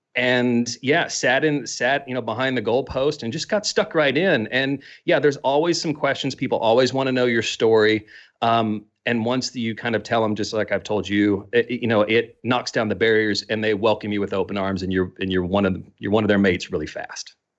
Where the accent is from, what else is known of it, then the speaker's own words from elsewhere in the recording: Midwestern United States, United States; accent: strong American; moved away as an adult; now in Melbourne, Australia; growing up in the Midwestern United States.